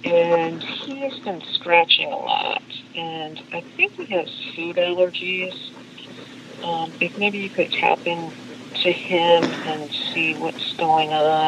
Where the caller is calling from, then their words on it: North Carolina, United States; I'm calling from North Carolina.